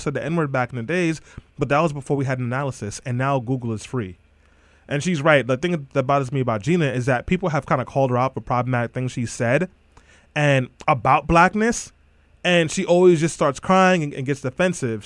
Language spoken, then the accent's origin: English; New York City, New York, United States; also born or lived in Brownsville, Brooklyn; I grew up in Eastern York, Brooklyn